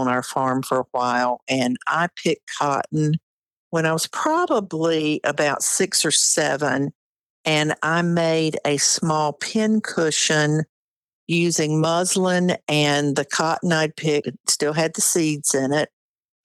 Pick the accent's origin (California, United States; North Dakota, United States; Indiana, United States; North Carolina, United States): North Carolina, United States; Wayne County; I grew up in Wayne County, North Carolina, on a tobacco farm